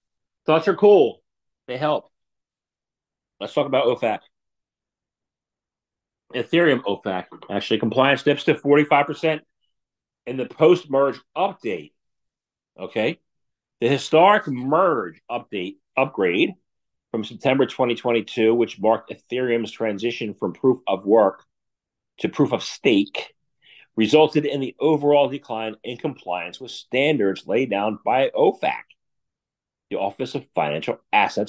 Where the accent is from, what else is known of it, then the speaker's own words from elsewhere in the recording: United States; I grew up in America